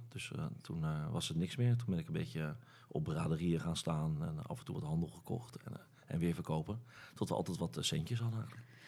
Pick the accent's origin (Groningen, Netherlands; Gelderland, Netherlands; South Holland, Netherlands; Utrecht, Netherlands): South Holland, Netherlands; Rotterdam; ik kom uit, het oude noorden in Rotterdam